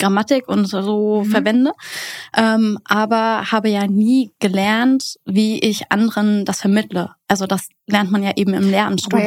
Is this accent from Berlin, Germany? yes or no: yes; Berlin, Germany; ich komme aus Berlin